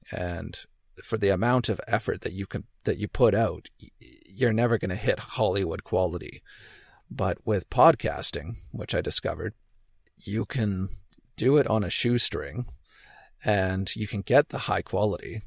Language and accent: English; Canada; also born or lived in Victoria, British Columbia; I'm Canadian. I live on the West Coast on an island. May have heard of Vancouver Island, Victoria, B C.